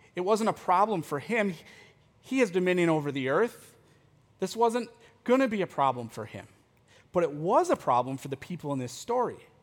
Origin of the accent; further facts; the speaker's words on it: United States; as American Christians